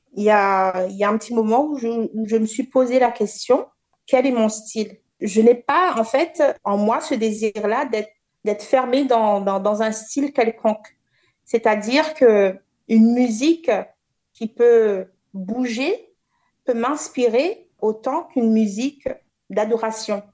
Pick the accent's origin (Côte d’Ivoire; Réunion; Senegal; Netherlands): Réunion; Le Port; la ville du port, là où j'ai grandi